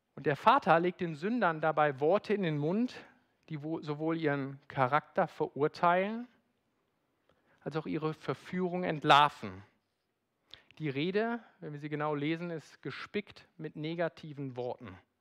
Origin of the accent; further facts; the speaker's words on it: Rhineland, Germany; bin Rheinländer